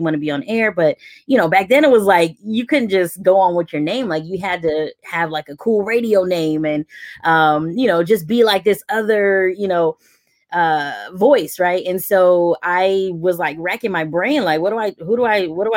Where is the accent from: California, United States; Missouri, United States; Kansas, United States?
California, United States; San Francisco; I grew up primarily in San Francisco